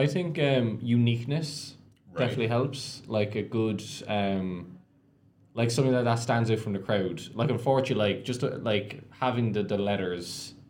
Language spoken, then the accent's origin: English; Canada; As a Canadian, that is embarrassing.